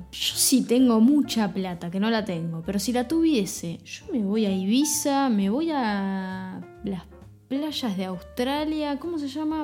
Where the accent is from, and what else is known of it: Argentina